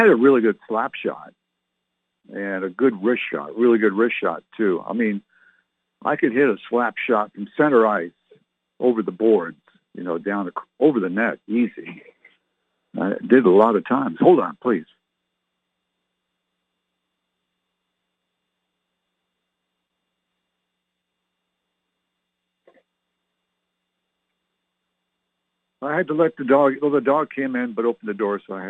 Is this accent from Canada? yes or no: yes; Ottawa, Ontario, Canada; moved away; I was born and raised in Canada.